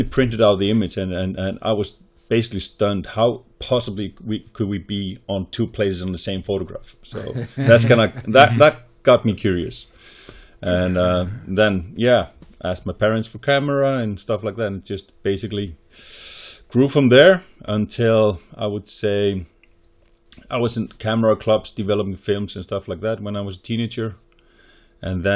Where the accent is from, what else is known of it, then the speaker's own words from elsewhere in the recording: Snæfellsnes Peninsula, Western Region, Iceland; I grew up in Snæfellsnes Peninsula